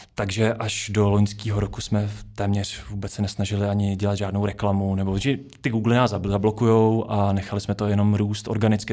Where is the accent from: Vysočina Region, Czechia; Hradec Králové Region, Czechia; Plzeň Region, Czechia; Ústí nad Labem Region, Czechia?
Ústí nad Labem Region, Czechia; Duchcov; now in Prague, Czechia; jsem ze Sveru Čech, z Duchcova, jinak teďka žiju v Praze